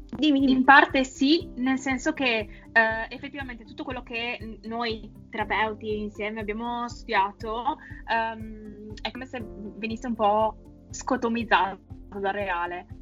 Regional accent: Vicenza, Veneto, Italy; siamo di Vicenza

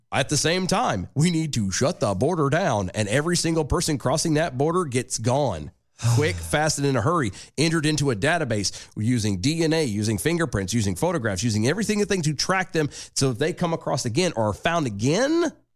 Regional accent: United States; being American

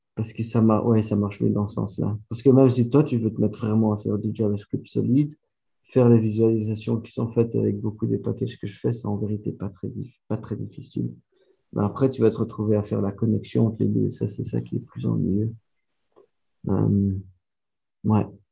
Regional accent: Belgium; first language French; moved away; l'histoire a commencé en Belgique, je suis belge.

